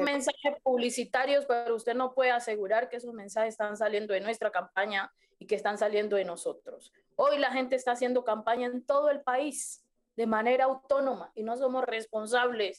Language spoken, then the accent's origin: Spanish; Colombia; nos han tenido sometidos como pueblo colombiano